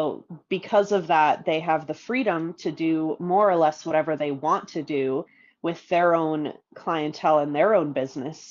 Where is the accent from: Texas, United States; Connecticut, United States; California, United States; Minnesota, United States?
Minnesota, United States; now in Colorado, United States; I grew up in Minnesota